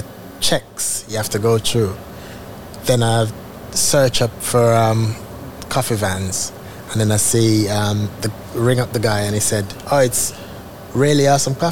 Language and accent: English; Jamaica; now in United Kingdom; I'm from Jamaica. We have the Blue Mountain Peaks coffee. So when I leave Jamaica and come here